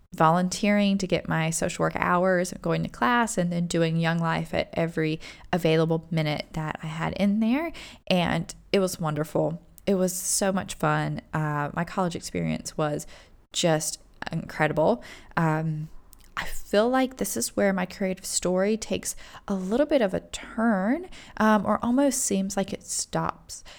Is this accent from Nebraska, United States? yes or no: no; Rock Hill, South Carolina, United States; we had an amazing liberal arts university, uh, Winthrop University in our town also